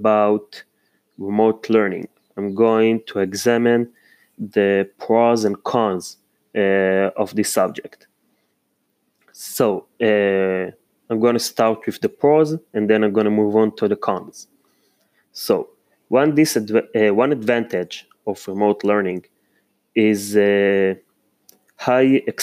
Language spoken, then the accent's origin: English; Israel; also born or lived in Holon, Israel; I'm from Israel. I live in Holon, Mikve Israel.